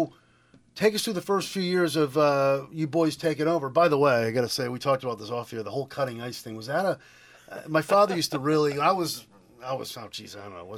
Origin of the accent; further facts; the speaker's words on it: Lebanon, United States; I was born in Lebanon too